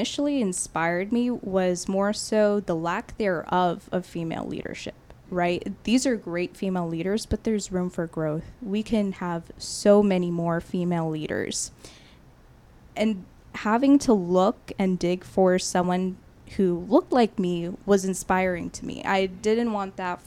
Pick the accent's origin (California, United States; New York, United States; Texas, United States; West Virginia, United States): Texas, United States; Katy; also born or lived in Houston; growing up in Katy, staying in Houston